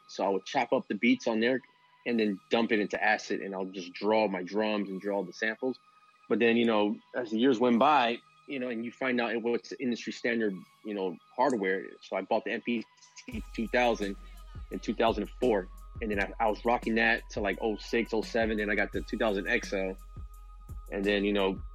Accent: Miami, Florida, United States; I'm a producer from Miami, Florida

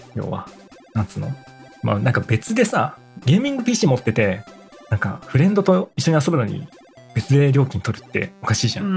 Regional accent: Kanto, Japan; 僕ら関東なんですよね

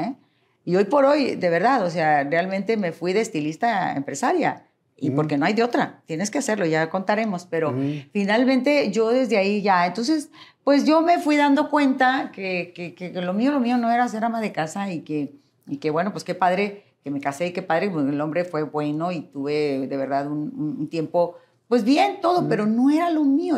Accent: Monterrey, Nuevo León, Mexico; Nací en Monterrey

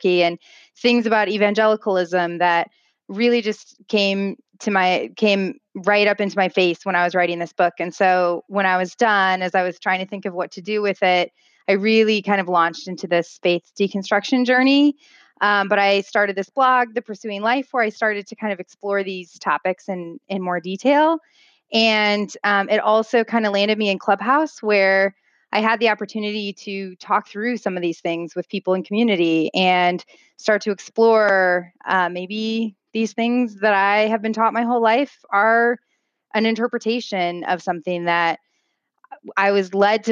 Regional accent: Midwest, United States; I grew up in the Midwest

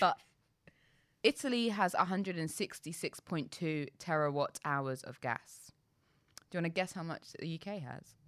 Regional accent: London, United Kingdom; I'm proud to be from London

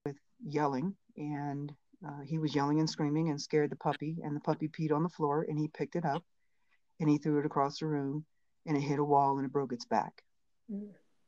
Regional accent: Maryland, United States; I'm originally from Maryland

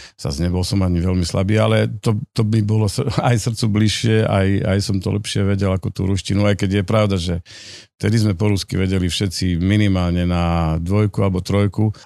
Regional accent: Rimavská Sobota, Banská Bystrica Region, Slovakia; Dokonca som rodák z Rimavskej soboty a, a celý život, okrem 5 rokov v Bystrici, keď som študoval, tak eh, som, som v Rimavskej sobote

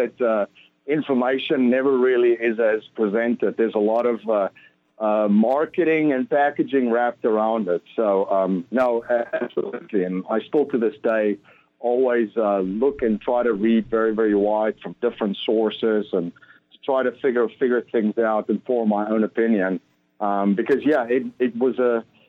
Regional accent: Stellenbosch, Western Cape, South Africa; I grew up in South Africa in just outside of a town called Stellenbosch. It's in the south, just outside of Cape Town.

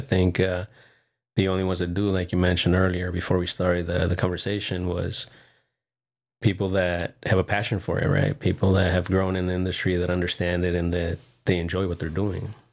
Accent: Encinitas, California, United States; Grew up in Encinitas.

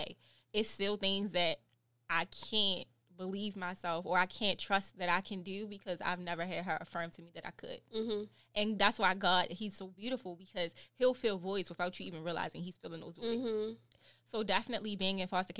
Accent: Baltimore, Maryland, United States; I'm from Baltimore.

